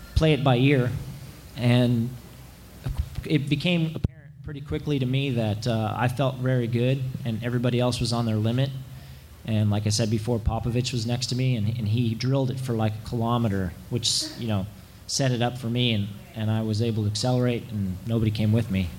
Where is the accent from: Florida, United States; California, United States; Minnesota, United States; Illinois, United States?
California, United States; Santa Rosa; my hometown of Santa, Santa Rosa